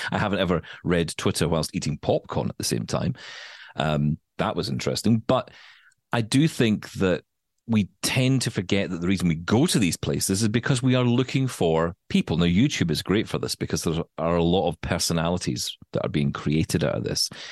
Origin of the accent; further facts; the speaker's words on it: United Kingdom; as a Brit